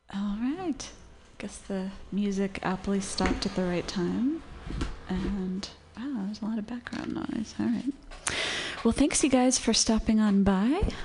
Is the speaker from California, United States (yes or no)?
yes; Santa Monica, California, United States; moved away; In Los Angeles, where I grew up.